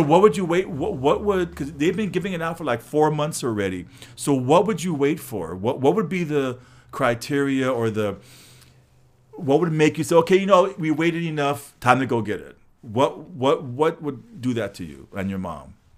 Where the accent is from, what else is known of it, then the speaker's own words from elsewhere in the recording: Los Angeles, California, United States; I grew up, it was all, no trees, just all buildings